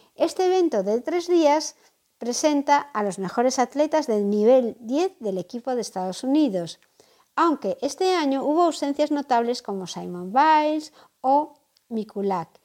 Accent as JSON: {"language": "Spanish", "country": "Spain", "said": "que en España somos seguidores también de Lauri"}